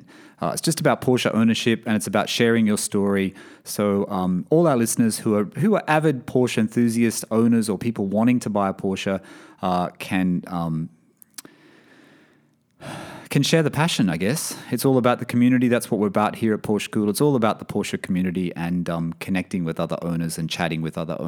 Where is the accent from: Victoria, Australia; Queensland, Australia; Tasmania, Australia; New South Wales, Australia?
New South Wales, Australia; Sydney; now in Bahrain; Sydney, Australia, my hometown.